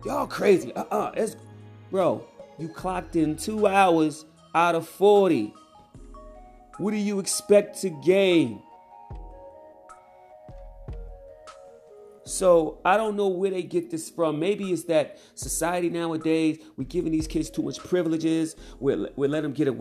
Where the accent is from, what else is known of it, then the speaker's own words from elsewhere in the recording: Mount Vernon, New York, United States; I was raised in New York, Mount Vernon, New York